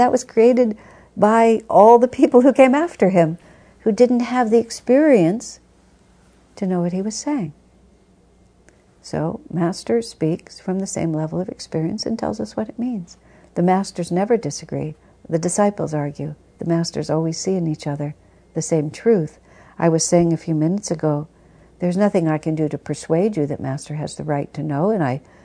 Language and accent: English; United States; I think of myself as an American